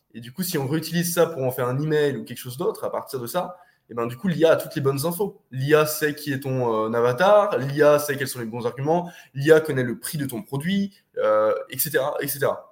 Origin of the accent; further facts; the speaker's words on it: France; moved away as an adult; also born or lived in Eastern Europe; je suis parti de France 13 jours après mes 18 ans. Je suis parti en Europe de l'Est